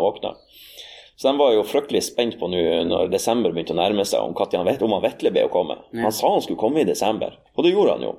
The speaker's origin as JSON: {"language": "Norwegian", "country": "Norway", "tie": "born or raised there", "said": "åresalget på bedehuset hjemme på Aun"}